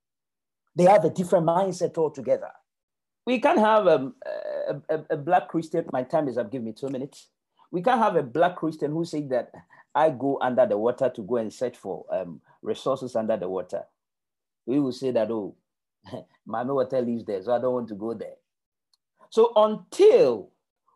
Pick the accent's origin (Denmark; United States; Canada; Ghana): Ghana; moved away as an adult; now in United Kingdom; I was born and raised in Africa